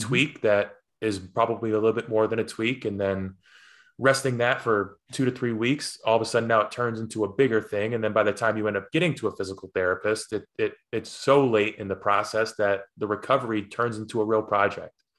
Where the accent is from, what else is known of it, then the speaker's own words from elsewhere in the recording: Poughkeepsie, New York, United States; growing up in Poughkeepsie